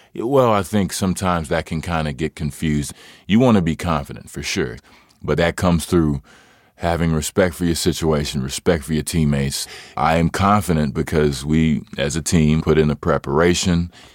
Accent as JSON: {"language": "English", "town": "Hutchins", "region": "Texas", "country": "United States", "said": "I am originally from Hutchins, Texas"}